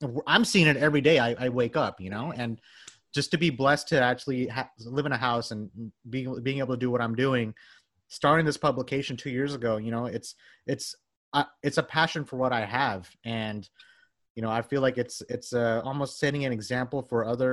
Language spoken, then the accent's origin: English; Bangladesh; moved away; I'm from Bangladesh, you know.